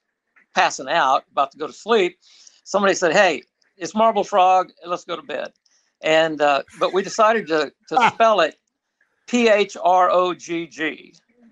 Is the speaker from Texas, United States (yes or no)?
no; Guthrie, Oklahoma, United States; I grew up in Guthrie, Oklahoma